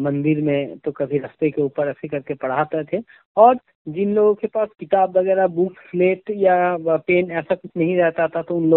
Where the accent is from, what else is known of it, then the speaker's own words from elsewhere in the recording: West Bengal, India; first language Bengali; Hindi is a second language; हम वेस्ट बंगाल से बिलोंग करते हैं और बंगाली मेरा मादर लैंग्वेज है तो इसीलिए मुझे हिंदी इतना बढ़िया तरीका से नहीं आता